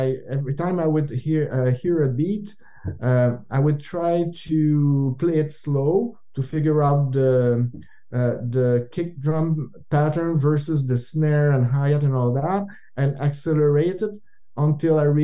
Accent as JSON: {"language": "English", "region": "Northern Quebec", "country": "Canada", "tie": "born or raised there", "said": "where we grew up in Northern Quebec"}